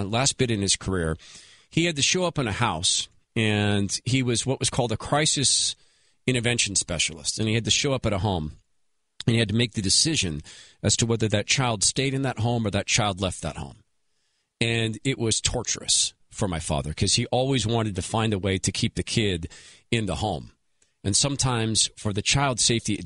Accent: Washington, United States; home state of Washington State

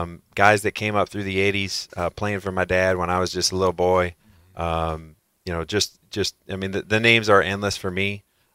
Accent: Ohio, United States; I was from Northeast Ohio, so Cincinnati really wasn't a part of it either.

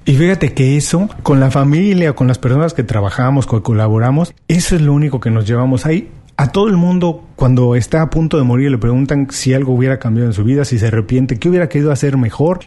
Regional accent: Mexico; lo mexicano no somos iguales

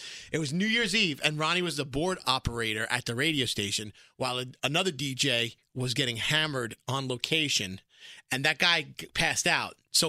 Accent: Brooklyn, New York, United States; So I'm from Brooklyn.

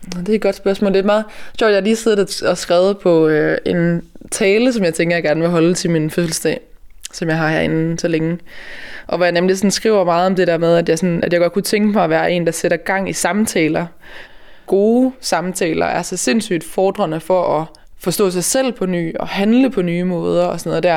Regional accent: Denmark; vi som danskere

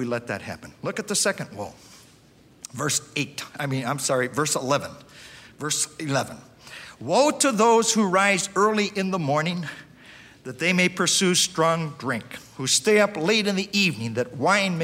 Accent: Russell, Iowa, United States; I grew up there in Russell, Iowa

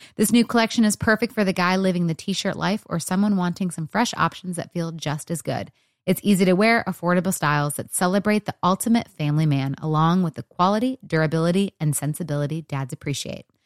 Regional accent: Dallas, Texas, United States; I grew up in Dallas, Texas

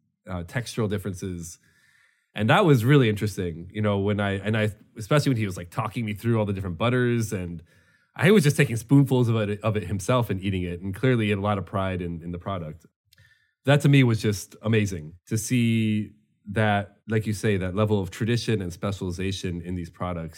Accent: United States; because I'm an American, you know

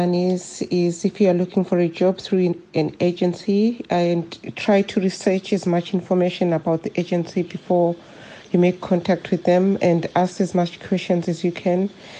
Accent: Cape Town, Western Cape, South Africa; I'm from Cape Town.

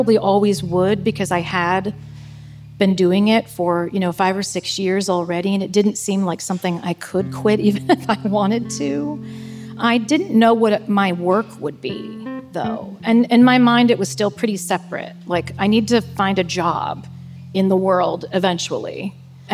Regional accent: Columbus, Ohio, United States; I still live in my hometown. Basically, I grew up in central Ohio in the Columbus, Ohio area

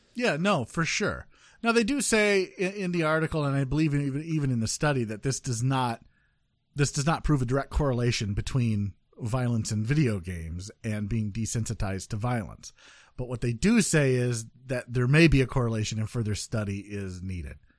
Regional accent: Midwest, United States; I'm from the Midwest

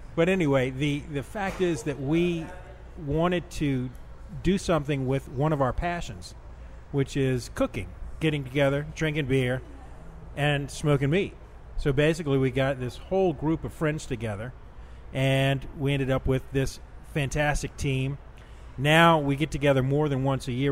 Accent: New Orleans, Louisiana, United States; growing up in New Orleans and going to school in New Orleans

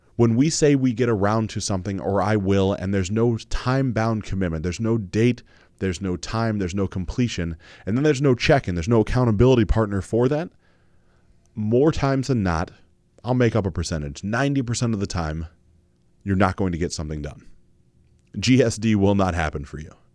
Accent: Mansfield, Ohio, United States; growing up in Mansfield, Ohio, in a Baptist church

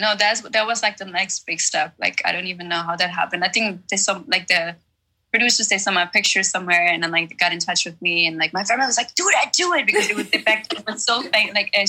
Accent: Czechia; born there; English is a second language; I was born in the Czech Republic, so yeah. I still speak somewhat of Czech as well, but like it's not as good as my German.

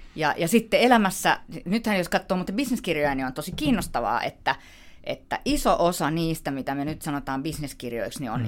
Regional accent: Helsinki, Uusimaa, Finland; mä oon helsinkiläinen

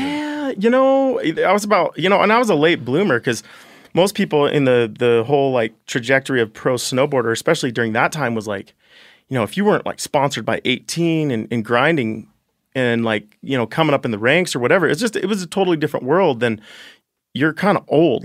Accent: Ten Sleep, Wyoming, United States; also born or lived in Jackson, Wyoming; I grew up in Wyoming my whole life

